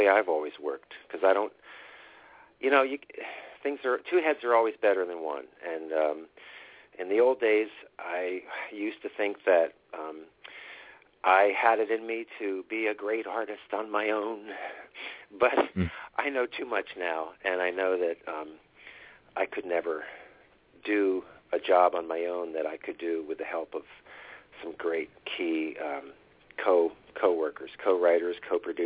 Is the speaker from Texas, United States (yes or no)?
no; New Jersey, United States; moved away as an adult; also born or lived in Pennsylvania; now in Southampton, Pennsylvania, United States; I'm actually from New Jersey